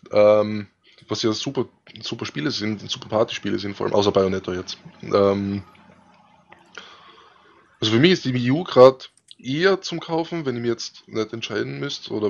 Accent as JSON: {"language": "German", "region": "Styria", "country": "Austria", "said": "Ich bin Steirer, vielleicht wieder an anderen."}